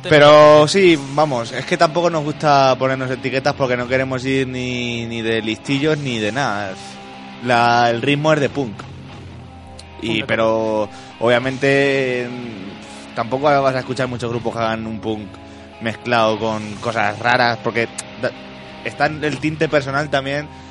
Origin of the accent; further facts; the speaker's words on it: Miguel Esteban, Castilla-La Mancha, Spain; Tenemos en nuestro pueblo, si es Miguel Esteban